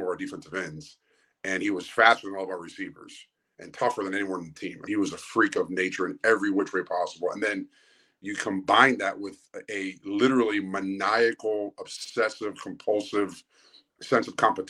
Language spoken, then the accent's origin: English; South Florida, United States; moved away as an adult; now in Ohio, United States; I'm born and raised in South Florida.